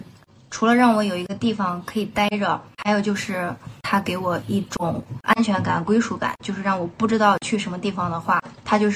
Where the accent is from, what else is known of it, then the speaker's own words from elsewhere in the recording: Xuchang, Henan, China; moved away as an adult; 我们家乡的胖东来。